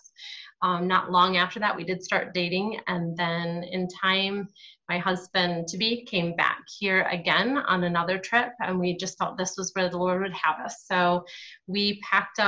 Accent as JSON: {"language": "English", "region": "Michigan", "country": "United States", "tie": "born or raised there", "moved": "as an adult", "lives_now": "Ghana", "said": "I was raised by two Southerners who moved to Michigan in a thunder snow"}